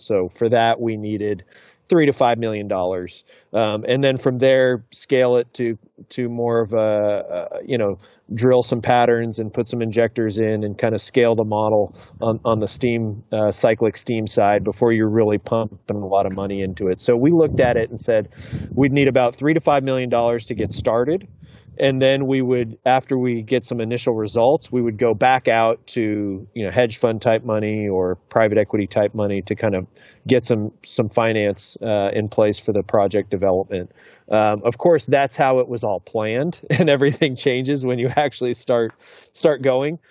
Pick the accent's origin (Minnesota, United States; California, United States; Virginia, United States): California, United States; San Diego; I'm born and raised in San Diego